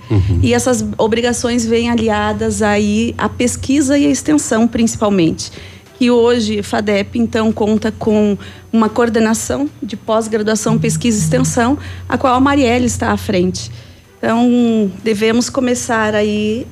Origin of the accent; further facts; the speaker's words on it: Rio Grande do Sul, Brazil; also born or lived in Tocantins; now in Pato Branco, Brazil; Eu sou gaúcha, mas uhum. eu estava no norte, eu tá estava no Tocantins